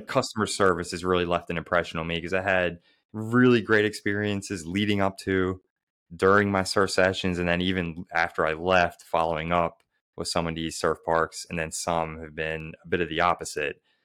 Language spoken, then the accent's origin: English; Baltimore, Maryland, United States; someone like me who really struggled to progress growing up in Baltimore, Maryland